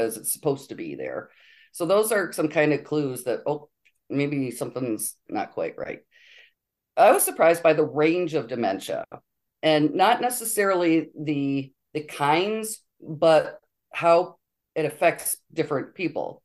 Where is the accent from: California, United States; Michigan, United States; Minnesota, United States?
Michigan, United States; Honor; moved away as an adult; also born or lived in Europe; now in Benzonia, United States; I grew up in Honor, Michigan, just down the road, population 300